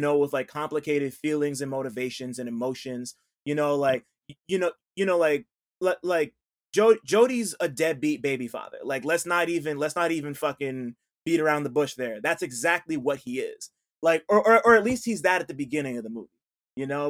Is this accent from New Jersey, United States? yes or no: yes; New Jersey, United States; I'm from Jersey